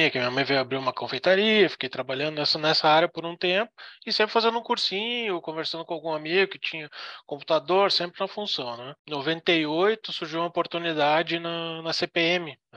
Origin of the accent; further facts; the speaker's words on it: Canoas, Rio Grande do Sul, Brazil; now in Florianópolis, Brazil; eu vim morar em Floripa, que eu era, sou do Rio Grande do Sul, né, de Canoas.